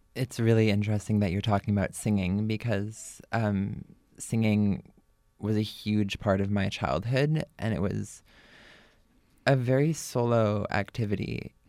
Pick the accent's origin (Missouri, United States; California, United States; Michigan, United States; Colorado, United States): California, United States; Berkeley; I grew up here in Berkeley